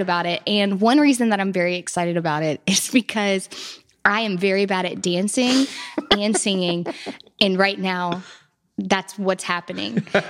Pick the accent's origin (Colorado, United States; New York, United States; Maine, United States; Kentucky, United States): Kentucky, United States; Hodgenville; I'm from Hodgenville, Abraham Lincoln's birthplace. Um, and my family farm is actually connected to Lincoln's Boyhood Home